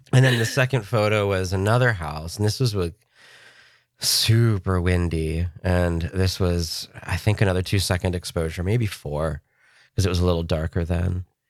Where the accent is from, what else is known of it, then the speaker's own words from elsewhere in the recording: Pennsylvania, United States; moved away; I was from Pennsylvania